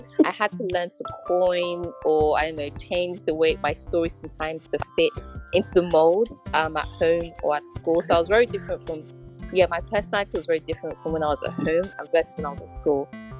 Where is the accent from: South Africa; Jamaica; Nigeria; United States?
Nigeria; friends were asking me, why can't you come to the Halloween party when I'm Christian, I'm Nigerian, we don't celebrate Halloween, right?